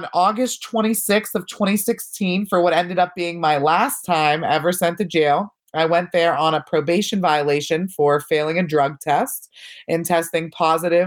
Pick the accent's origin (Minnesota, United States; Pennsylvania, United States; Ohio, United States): Pennsylvania, United States; Pittsburgh; I grew up in the North Hills of Pittsburgh with my parents and two younger siblings